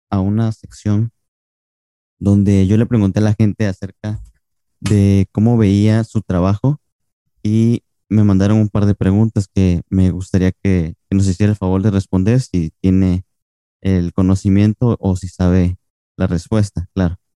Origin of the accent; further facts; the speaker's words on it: Cancún, Quintana Roo, Mexico; Perdón, soy de Cancún, no me había presentado.